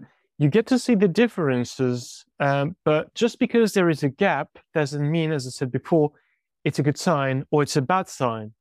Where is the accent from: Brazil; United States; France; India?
France